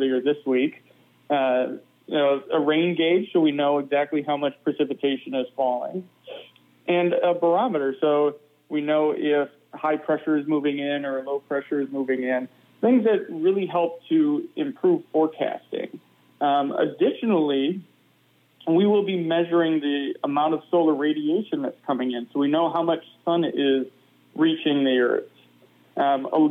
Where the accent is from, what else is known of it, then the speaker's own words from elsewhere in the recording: Michigan, United States; now in Madison, United States; I'm a meteorologist who grew up in the Great Lakes. I'm from Michigan originally